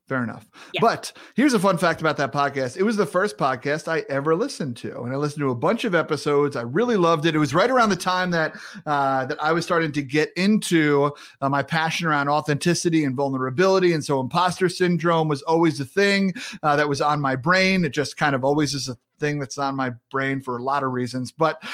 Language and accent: English; Massachusetts, United States; accent: Massachusetts; My Massachusetts accent comes in and out, give or take how long I've listened to Mayor Quimby.